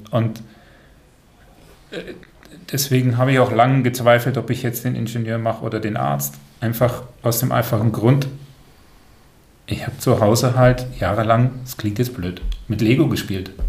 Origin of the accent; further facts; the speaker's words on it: Brussels, Brussels-Capital Region, Belgium; Ja, bin dort aufgewachsen.